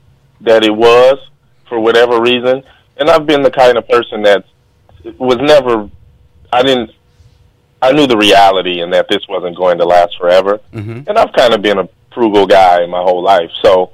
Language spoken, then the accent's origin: English; Long Beach, California, United States; I grew up in Long Beach, went to Arizona, drafted to San Diego. My whole life, I'm on the West Coast.